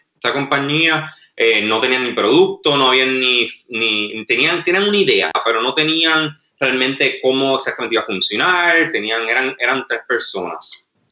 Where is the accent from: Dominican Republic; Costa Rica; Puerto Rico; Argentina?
Puerto Rico; Mayagüez; also born or lived in Massachusetts / Wisconsin / Madrid / California; yo soy nativo de Mayagüez, eh, nacido y criado